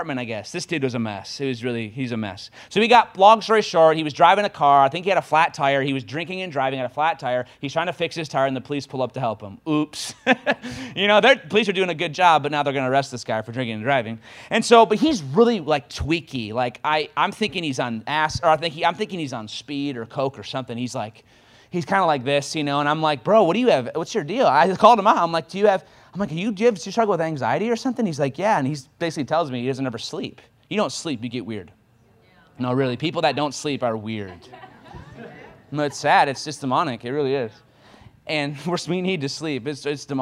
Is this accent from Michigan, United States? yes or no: yes; Michigan, United States; moved away as an adult; now in Kansas City, United States; I'm from Michigan